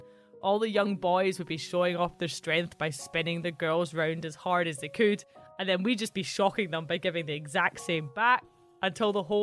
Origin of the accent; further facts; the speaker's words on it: Central Belt, Scotland, United Kingdom; I grew up in the Central Belt, where Highland culture is pretty distant and unknown.